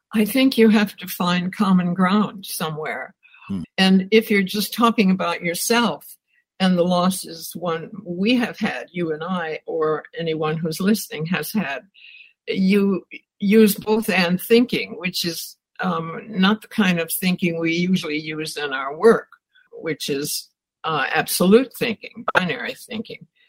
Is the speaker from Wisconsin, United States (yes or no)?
yes; Wisconsin, United States; I grew up in Wisconsin